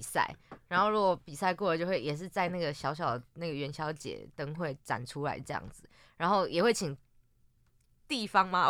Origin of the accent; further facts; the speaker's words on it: Yunlin County, Taiwan; 因为我是云林人嘛